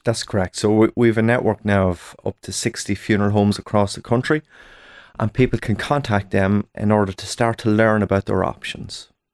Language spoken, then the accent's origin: English; Ireland; us as Irish people